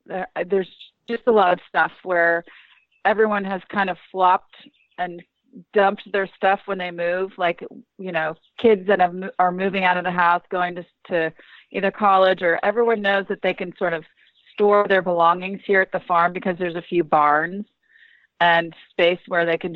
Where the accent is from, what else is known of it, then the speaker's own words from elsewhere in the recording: McLean, Virginia, United States; also born or lived in Southern Maryland; we grew up in Northern Virginia, just kind of by the CIA in McLean